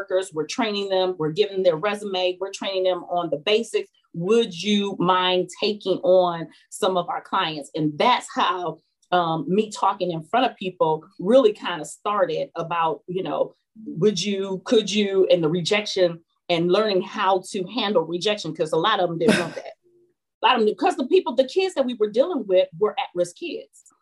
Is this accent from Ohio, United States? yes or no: yes; Elyria, Ohio, United States; I grew up in a small town outside, 26 miles outside of Cleveland, Ohio, which is called Elyria